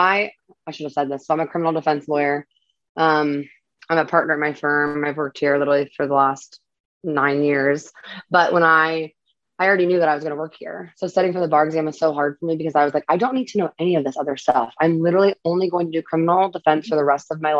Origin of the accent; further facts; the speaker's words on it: Florida, United States; also born or lived in Connecticut / Tampa, Florida / Tallahassee, Florida; I'm actually originally from Connecticut, but I've lived in Tampa for the last 10 years and I've lived in Florida my whole life.